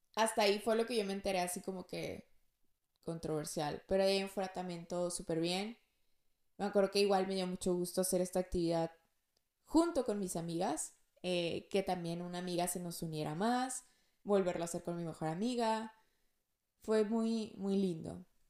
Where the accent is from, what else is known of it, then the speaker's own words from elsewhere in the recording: Monterrey, Nuevo León, Mexico; yo soy de Monterrey